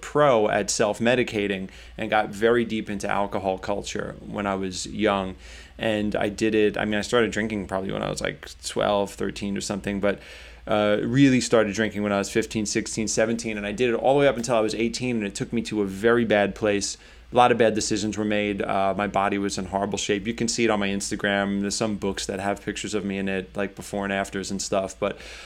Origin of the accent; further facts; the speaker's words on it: New York City, New York, United States; I grew up in Staten Island